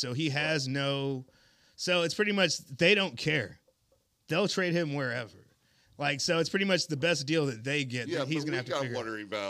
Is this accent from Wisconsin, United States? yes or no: no; Texas, United States; sorry, Dak, I'm from Texas, but I'll just fly over.